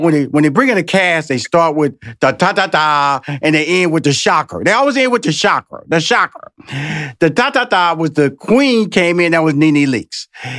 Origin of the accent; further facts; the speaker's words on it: Houston, Texas, United States; which I'm so jealous because I'm from Houston.